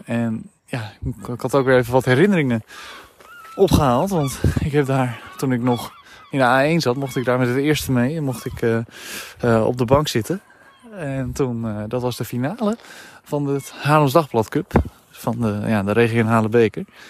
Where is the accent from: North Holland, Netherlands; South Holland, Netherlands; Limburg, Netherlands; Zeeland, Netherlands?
South Holland, Netherlands; Hillegom; moved away as an adult; now in Czech Republic; het dorp waar ik vandaan kom, bij Hillegom